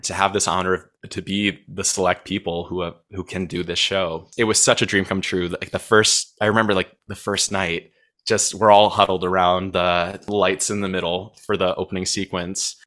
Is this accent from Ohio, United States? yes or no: yes; Cleveland, Ohio, United States; born or raised there; moved away